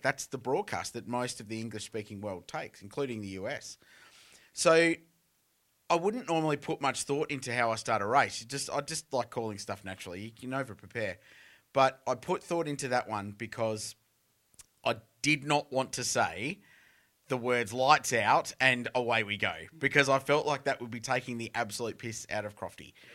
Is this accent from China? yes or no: no; Adelaide, South Australia, Australia; I grew up in Adelaide with the Grand Prix